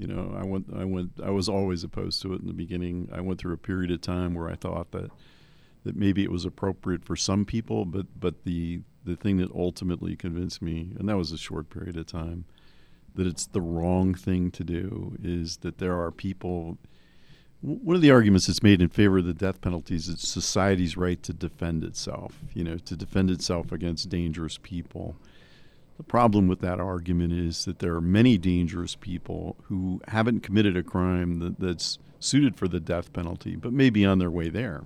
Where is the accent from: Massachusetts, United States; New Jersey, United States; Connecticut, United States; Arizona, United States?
New Jersey, United States; moved away; I grew up in New Jersey